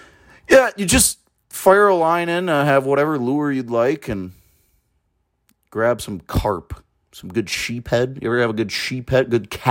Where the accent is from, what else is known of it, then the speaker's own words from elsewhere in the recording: United States; You know, I'm an American through and through